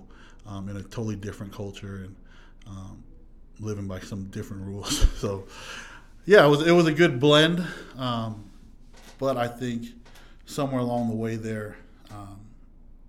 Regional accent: Huntington Beach, California, United States; I'm from Southern California, Orange County, and then the Fountain Valley, Huntington Beach area, to be exact. That's where I grew up

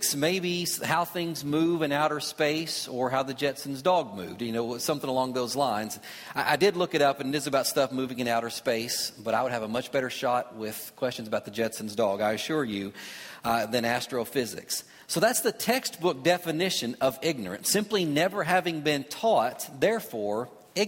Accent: Kentucky, United States; where I grew up in Kentucky

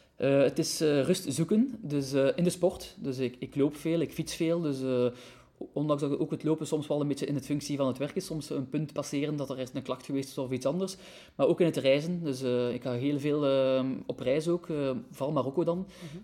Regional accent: Ghent, Flanders, Belgium; moved away as an adult; now in Brussels, Belgium; ben ik altijd een beetje een Gentenaar gebleven. Je hoort dat misschien soms nog een beetje

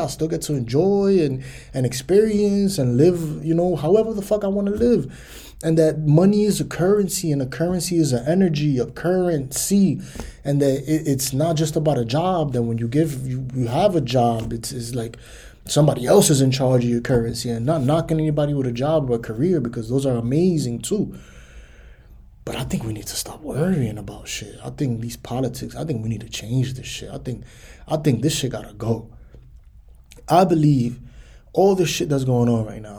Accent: United States; I'm American

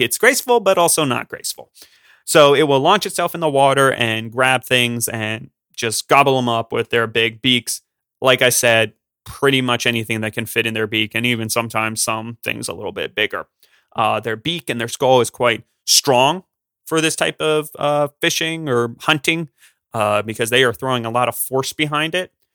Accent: Pennsylvania, United States; I'm from Pennsylvania

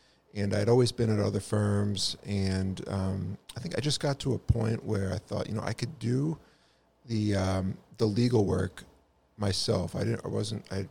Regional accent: Acton, Massachusetts, United States; also born or lived in Connecticut / Millbury, Massachusetts / Boston, Massachusetts; I grew up in Acton, right next door. So grew up in Acton, went through the public schools there, Acton Boxborough

